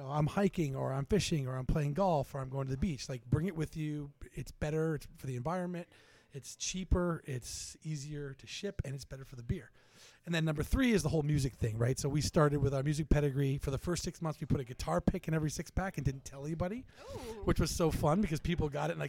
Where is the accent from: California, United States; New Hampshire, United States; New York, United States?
New Hampshire, United States; Durham; also born or lived in Boston, Massachusetts; now in Newburyport, United States; Growing up in Durham, Portsmouth, New Hampshire is your town. And then I lived in Boston, and I came to Newburyport.